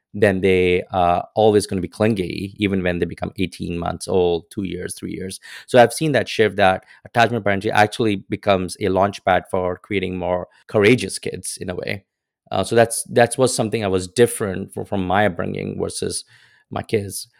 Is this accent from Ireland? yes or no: no; India; moved away as an adult; now in United States; growing up in India, like, especially in the era that I was